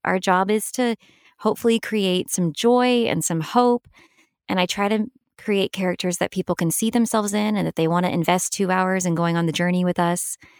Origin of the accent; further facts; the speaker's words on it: Los Angeles, California, United States; also born or lived in Hattiesburg, Mississippi / Purvis, Mississippi / New York City; I really did most of my growing up in Los Angeles.